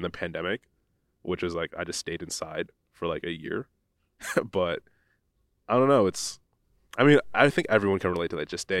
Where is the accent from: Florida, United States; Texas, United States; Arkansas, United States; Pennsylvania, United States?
Pennsylvania, United States; where I grew up in the United States, I grew up in a small town in northeast Pennsylvania, and there was no photography program.